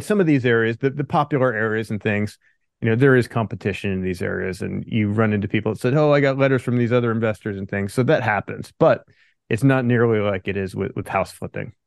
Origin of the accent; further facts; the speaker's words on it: Pennsylvania, United States; moved away as an adult; also born or lived in California; I grew up in Pennsylvania, then I moved out to California after college.